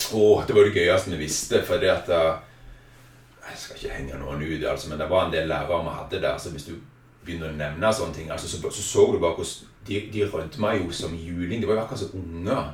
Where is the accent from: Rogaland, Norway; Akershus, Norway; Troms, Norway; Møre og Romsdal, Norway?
Rogaland, Norway; Egersund; født og oppvokst i Egersund